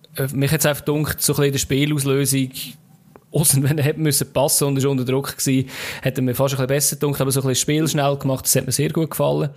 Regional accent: Switzerland; als Schweizer

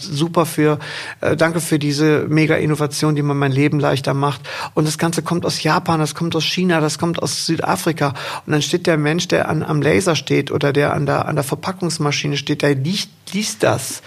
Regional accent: Rhineland, Germany; also born or lived in Windeck; wir im Rheinland

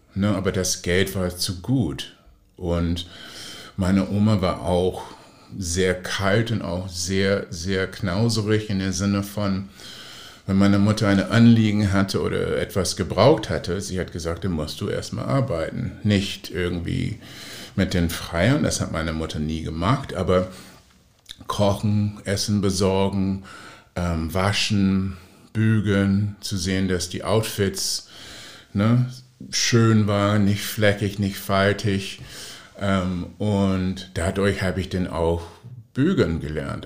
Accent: Oakland, California, United States; German is a second language; now in Hamburg, Germany; in Oakland, wo ich aufgewachsen bin

